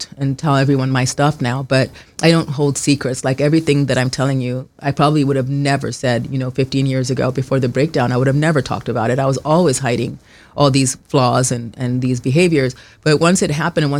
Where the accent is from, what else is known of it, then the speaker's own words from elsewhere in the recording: Kenya; moved away; I grew up in Kenya